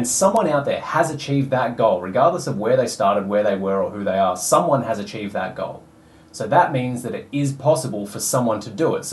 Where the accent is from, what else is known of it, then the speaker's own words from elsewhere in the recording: Australia; I was born in Australia, white, straight male